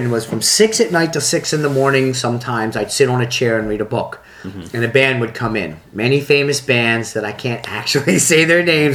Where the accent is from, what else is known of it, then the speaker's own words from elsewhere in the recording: Philadelphia, Pennsylvania, United States; accent: Philadelphia; also born or lived in Plymouth Meeting, Pennsylvania; growing up in Philadelphia